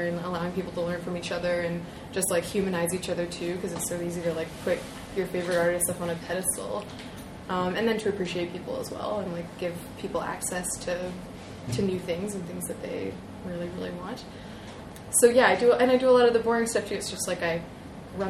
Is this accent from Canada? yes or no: yes; Toronto, Ontario, Canada; my hometown